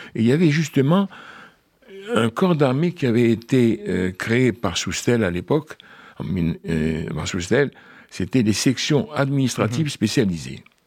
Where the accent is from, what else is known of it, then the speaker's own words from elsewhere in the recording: Paris, Île-de-France, France; je suis né à Paris, il y a deux siècles, en 1934